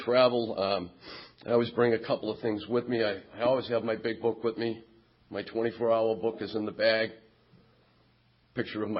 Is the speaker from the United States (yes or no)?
yes; Quincy, Massachusetts, United States; Quincy Point on Wednesday night in my hometown